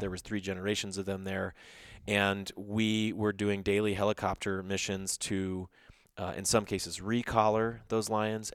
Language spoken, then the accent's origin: English; Texas, United States; I'm from Texas